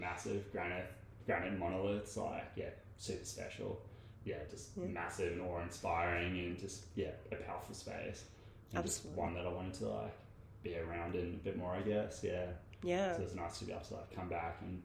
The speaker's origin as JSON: {"language": "English", "country": "South Africa", "tie": "born or raised there", "said": "I grew up in South Africa"}